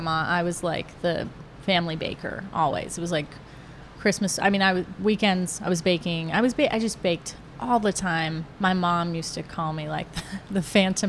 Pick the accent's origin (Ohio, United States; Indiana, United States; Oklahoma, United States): Ohio, United States; outskirts of Youngstown; moved away as an adult; also born or lived in France; now in Atlanta, United States; growing up in Ohio, a lot of corn, you know, it was really a lovely time